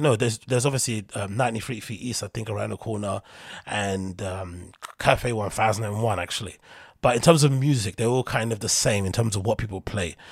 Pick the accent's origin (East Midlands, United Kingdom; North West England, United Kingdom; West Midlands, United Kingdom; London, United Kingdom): London, United Kingdom; I come from London, so I have that London mentality